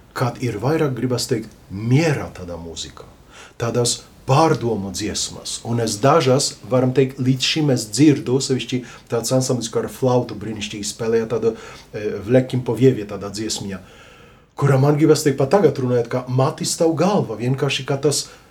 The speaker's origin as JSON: {"language": "Latvian", "town": "Lublin", "region": "Lublin Voivodeship", "country": "Poland", "moved": "yes", "lives_now": "Latvia", "said": "Ljublinā, jā, Polijā, no kurienes es esmu"}